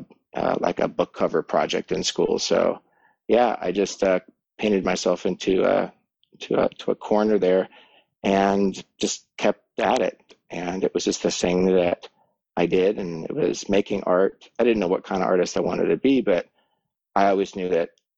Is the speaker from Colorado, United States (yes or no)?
yes; between Boulder and Estes Park, Colorado, United States; moved away as an adult; this is actually the land and the property that I grew up on. And I was here for about 18 years before I left for art school.